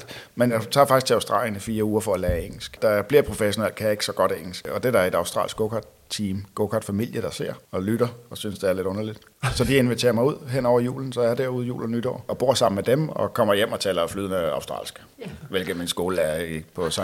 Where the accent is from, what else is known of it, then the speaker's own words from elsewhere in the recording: Roskilde, Zealand, Denmark; jeg er født og opvokset her i Roskilde